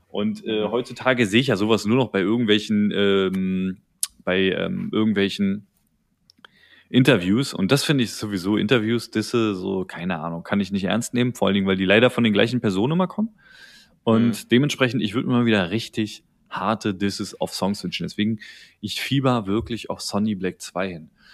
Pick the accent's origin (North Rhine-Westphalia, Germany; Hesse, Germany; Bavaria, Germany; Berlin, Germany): Berlin, Germany; ich als Berliner